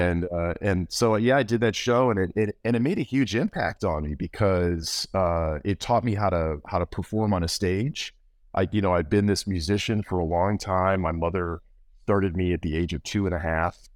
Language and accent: English; Morgantown, West Virginia, United States; born or raised there; also born or lived in Cleveland, Ohio